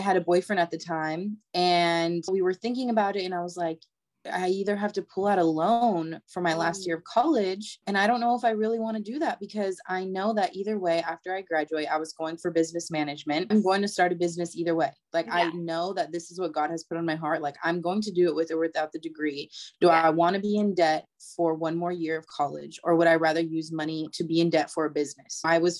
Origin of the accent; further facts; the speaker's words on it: California, United States; moved away as an adult; now in Texas, United States; I was actually going to college in San Francisco. I'm from California. So I was going to San Francisco State University.